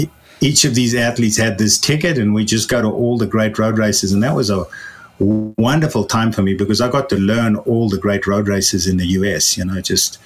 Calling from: Lafayette, Colorado, United States; I'm calling you from Lafayette in Colorado

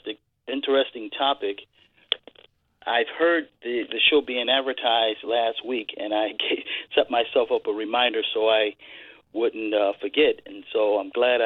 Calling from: Connecticut, United States; I'm calling from Connecticut.

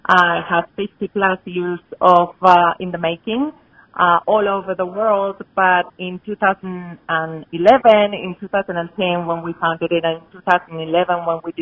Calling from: Boulder, Colorado, United States; I'm calling in from Boulder, Colorado

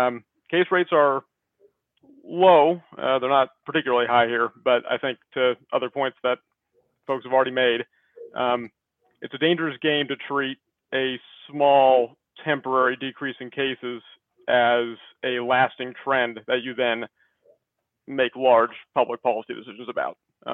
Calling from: Baltimore, Maryland, United States; So I'm calling in from Baltimore

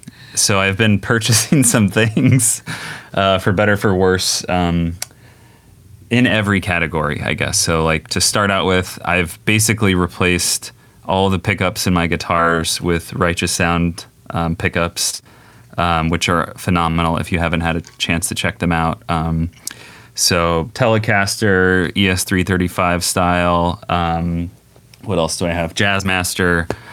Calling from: Redwood City, California, United States; Redwood City, California.

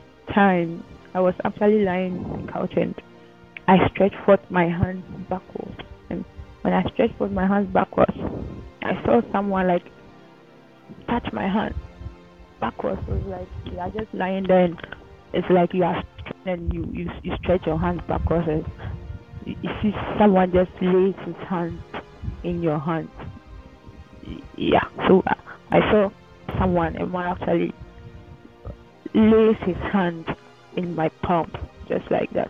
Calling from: Ghana; I'm speaking from Ghana.

